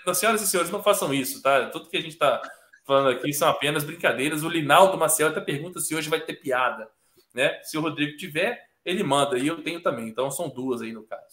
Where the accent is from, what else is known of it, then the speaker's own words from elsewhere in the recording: Corumbá, Mato Grosso do Sul, Brazil; lá em Corumbá, na minha terra querida, lá na fronteira com a Bolívia